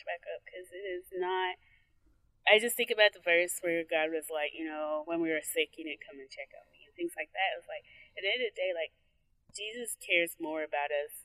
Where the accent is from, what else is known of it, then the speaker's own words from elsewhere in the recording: Nigeria; As a Nigerian